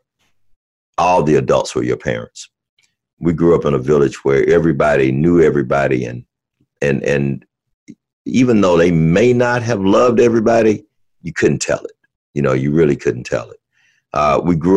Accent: Birmingham, Alabama, United States; I grew up in Birmingham, Alabama, or right outside of Birmingham, Alabama

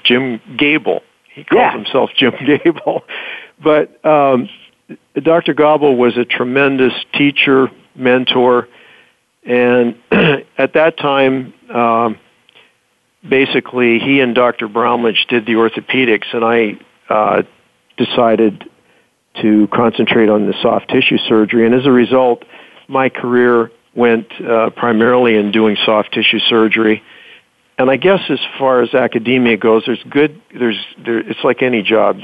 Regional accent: Fraser Valley, near Vancouver, British Columbia, Canada; also born or lived in Ohio; now in the Carolinas, United States; I grew up in Canada near Vancouver, British Columbia, in the Fraser Valley

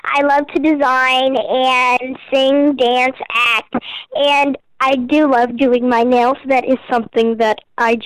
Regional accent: Houston, Texas, United States; also born or lived in California; I am from Houston, Texas

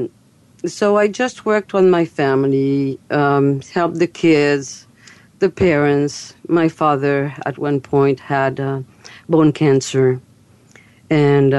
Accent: France; accent: French; English is a second language; moved away; also born or lived in Fairfield, Iowa, United States; as you've heard my accent, I'm French. And I'm American, too. But I live between both countries.

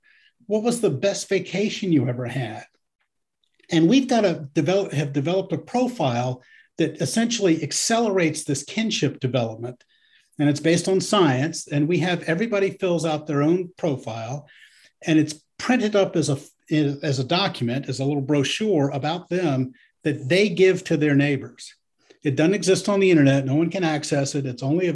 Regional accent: Nebraska, United States; Jerry grew up in Kansas and I grew up in Nebraska. We should talk about corn.

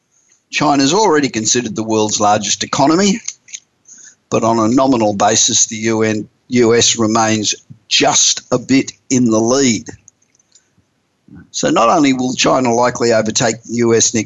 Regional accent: Australia; now in United States; as an Australian, although I've lived in the United States for over 30 years

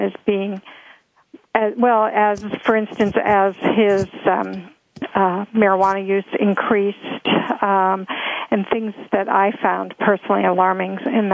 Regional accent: Alexandria, Virginia, United States; moved away as an adult; also born or lived in Washington, D.C. / San Francisco, California; I grew up in Alexandria, Virginia

